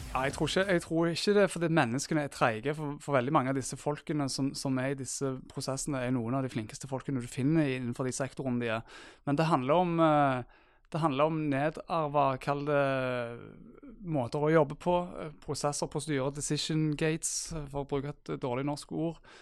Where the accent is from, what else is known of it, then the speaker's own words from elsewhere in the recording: Stavanger, Rogaland, Norway; Far til to bosatt i Stavanger og er fra Stavanger, som kanskje dialekten min eh, røper